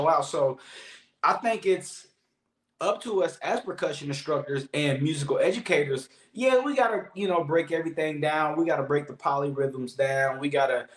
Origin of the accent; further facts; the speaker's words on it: Columbus, Ohio, United States; me growing up in Columbus, Ohio, it's the inner city